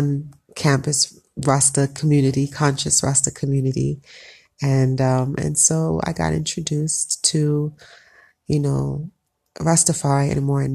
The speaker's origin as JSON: {"language": "English", "region": "South Florida", "country": "United States", "tie": "born or raised there", "moved": "as an adult", "lives_now": "Ethiopia", "said": "I grew up in South Florida, two parents who were both Jamaican, so I'm Jamaican descent, first generation American"}